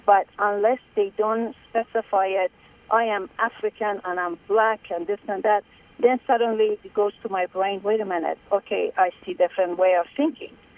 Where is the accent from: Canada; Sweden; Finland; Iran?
Iran; now in United States; I'm Iranian or I was born in Iran